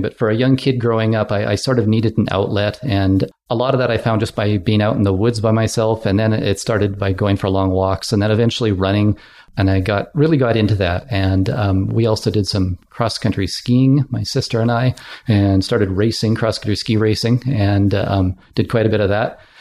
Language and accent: English; West Kootenays, British Columbia, Canada; moved away as an adult; also born or lived in Ottawa / Victoria / Calgary; I had job opportunities in the West Kootenays where I grew up